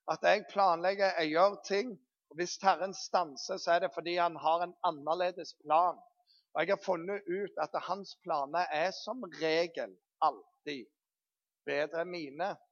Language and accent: Norwegian; Bryne, Rogaland, Norway; vi kommer fra Bryne.